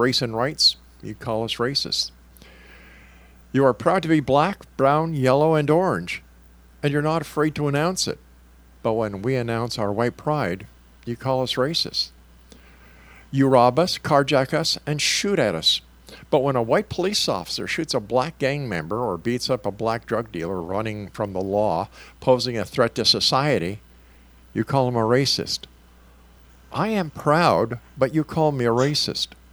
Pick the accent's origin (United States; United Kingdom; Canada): Canada; I am proudly Canadian.